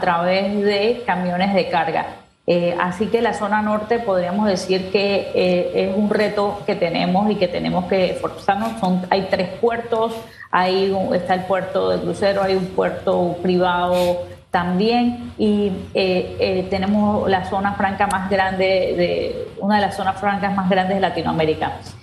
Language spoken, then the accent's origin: Spanish; Panama; nosotros como panameños